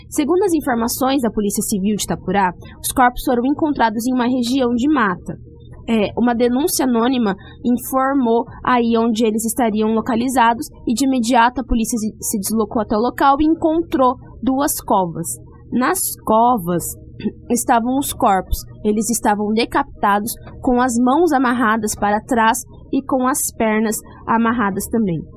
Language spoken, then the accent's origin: Portuguese; Tapurah, Mato Grosso, Brazil; moved away; also born or lived in Sinop; eu trago lá da minha cidade. Cidade pequena